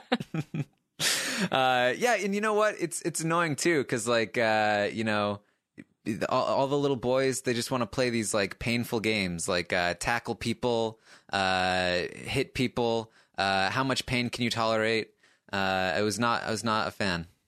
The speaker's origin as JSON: {"language": "English", "region": "Maine", "country": "United States", "tie": "born or raised there", "said": "I, I grew up in, in a small town in Maine"}